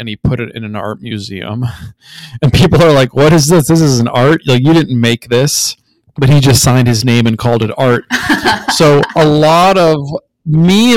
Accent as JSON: {"language": "English", "region": "Minnesota", "country": "United States", "tie": "born or raised there", "said": "I grew up in Minnesota"}